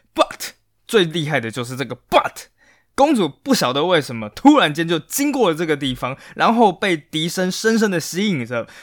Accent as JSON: {"language": "Chinese", "country": "Taiwan", "said": "我们台湾人"}